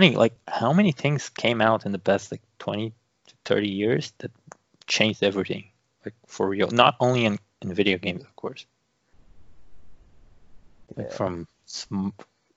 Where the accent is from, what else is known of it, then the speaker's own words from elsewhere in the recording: Brazil; being Brazilian